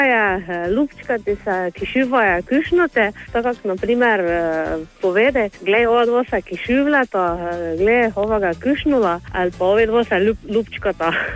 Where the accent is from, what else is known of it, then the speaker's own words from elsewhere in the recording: Polenšak, near Ptuj, Drava, Slovenia; prihajam iz Polenša, ki je ta okolica obtuja. Pri nas rečemo